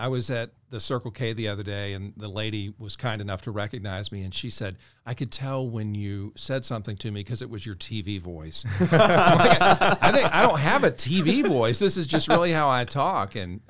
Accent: Jacksonville, Florida, United States; moved away as an adult; also born or lived in Tuscaloosa, Alabama; now in Augusta, United States; my hometown is Jacksonville, Florida.

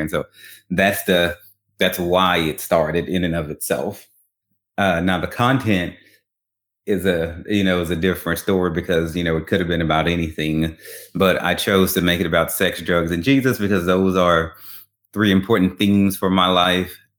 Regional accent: Baton Rouge, Louisiana, United States; moved away; I'm originally from Baton Rouge, Louisiana

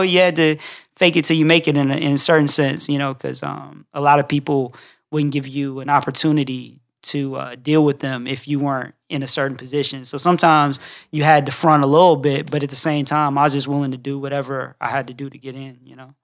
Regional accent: Reston, Virginia, United States; moved away as an adult; now in Atlanta, United States; I'm originally from Northern Virginia, like the rest in D C, uh, Reston is the town I'm from

